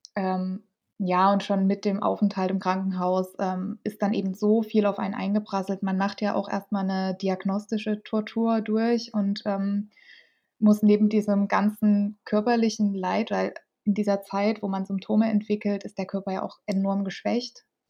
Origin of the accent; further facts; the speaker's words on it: Dresden, Saxony, Germany; ich komme aus Dresden